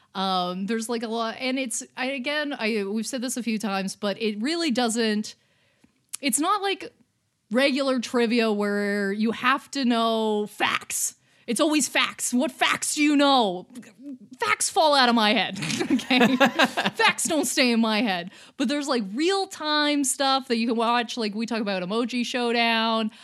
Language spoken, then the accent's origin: English; Canada; as a Canadian